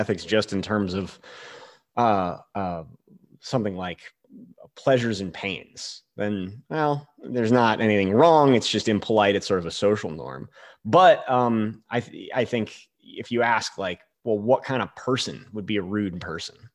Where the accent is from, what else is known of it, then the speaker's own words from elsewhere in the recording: Northeast, United States; moved away as an adult; also born or lived in Boulder, Colorado / Leadville, Colorado; now in Alaska, United States; I grew up in the Northeast.